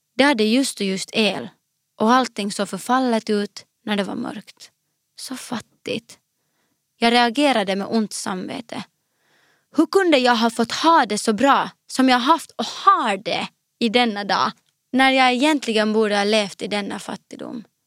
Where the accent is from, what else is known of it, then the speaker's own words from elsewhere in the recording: Finland; also born or lived in Morang, Nepal / Skepptuna, Sweden; naturen i Finland. Det som sen blev mitt hemland.